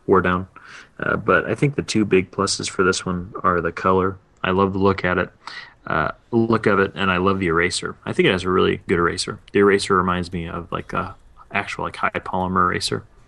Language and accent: English; East Tennessee, United States; I'm from East Tennessee